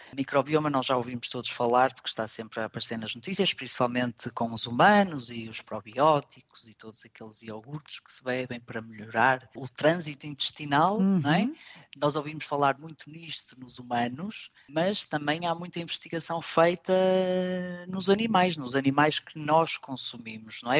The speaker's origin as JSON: {"language": "Portuguese", "country": "Portugal", "moved": "as an adult", "lives_now": "Stuttgart, Germany", "said": "nós portugueses"}